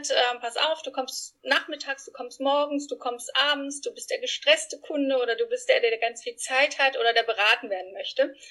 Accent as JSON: {"language": "German", "country": "Spain", "tie": "born or raised there", "second_language": "German", "lives_now": "Frankfurt, Germany", "said": "Ich bin Spanierin, nicht eingeheiratet, sondern wirklich echte Spanierin. Bin in Spanien groß geworden und äh, lebe in Frankfurt mittlerweile mit meinen zwei Jungs und meinem Mann."}